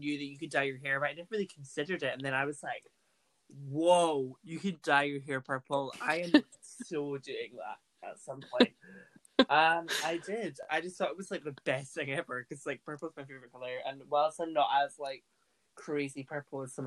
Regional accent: Burntisland, Scotland, United Kingdom; Junior Youth Theatre and Burnt Island Youth Theatre are drama groups in my hometown.

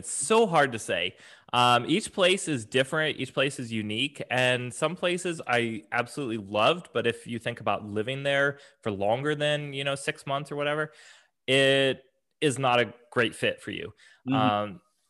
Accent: Alaska, United States; also born or lived in Oregon / Tennessee / Japan; I was born in Oregon, spent a majority of my time living in Alaska, and then the last few years was in Tennessee.

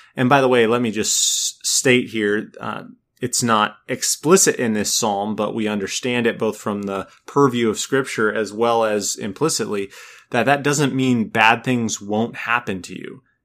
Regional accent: Minnesota, United States; also born or lived in California; now in North Carolina, United States; I come from Minnesota

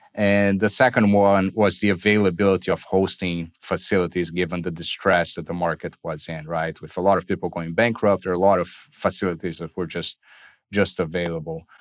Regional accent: Brazil; I was born and raised in Brazil.

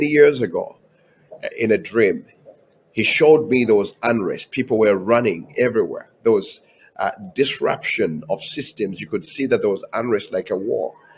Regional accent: Uganda; moved away as an adult; now in United States

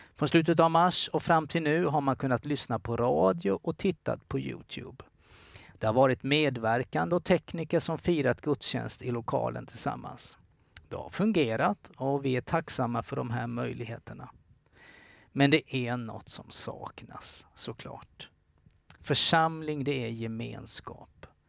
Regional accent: Kalmar, Kalmar County, Sweden; moved away; Jag är från Kalmar och jag var bara en ung tonårsgrabb

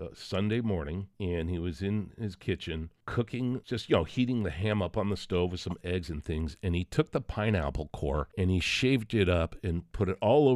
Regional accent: United States; I'm American.

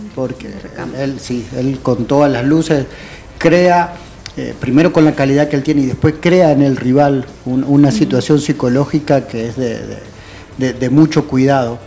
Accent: Argentina; now in El Salvador; yo toda mi infancia en Argentina

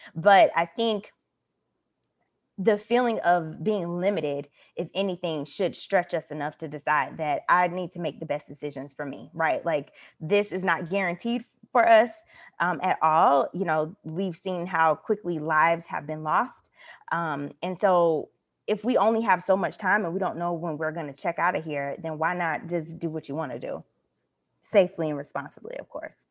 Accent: United States; moved away; I'm speaking as an American citizen with American passport

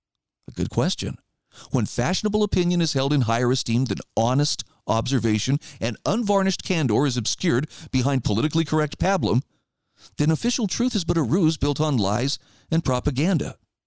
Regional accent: Idaho, United States; It's funny, I saw a headline just yesterday in my home state of Idaho

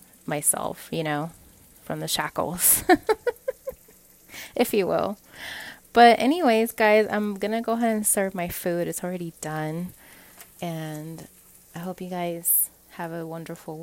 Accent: Puerto Rico; moved away; I'm from Puerto Rico

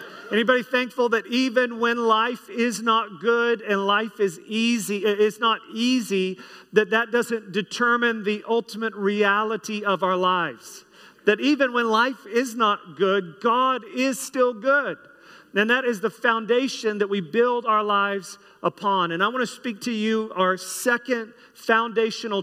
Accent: United States; myself being American

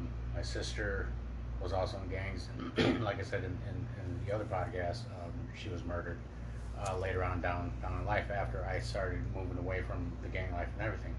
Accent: Detroit, Michigan, United States; Grew up in Detroit

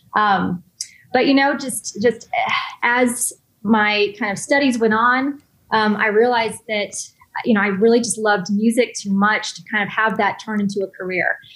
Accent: Texas, United States; moved away as an adult; also born or lived in Los Angeles / New York; I'm from Texas originally

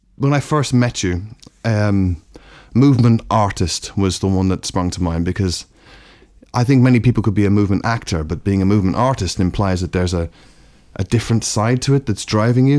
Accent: Ireland; also born or lived in London; now in Brighton, United Kingdom; growing up in Ireland

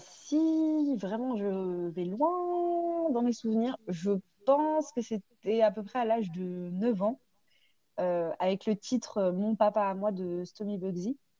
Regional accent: Parisian suburbs, Île-de-France, France; j'ai grandi dans, une banlieue qui était plutôt enfin voilà, banlieue plutôt chic parisienne

